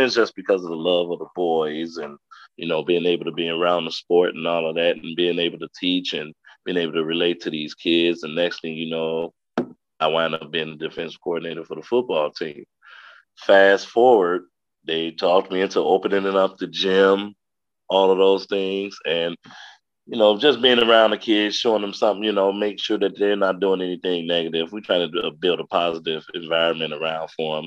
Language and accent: English; Madison, Wisconsin, United States; also born or lived in Chicago, Illinois; I was born in Chicago, but I lived out here in Madison like the majority of my life, graduated from Madison East in 1996